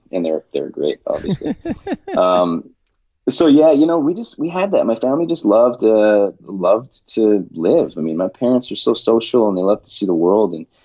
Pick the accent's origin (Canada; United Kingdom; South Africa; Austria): Canada; Winnipeg, Manitoba; moved away; also born or lived in Portland; I'm from Winnipeg, Manitoba, and Winnipeg is in the prairies, completely like landlocked central Canada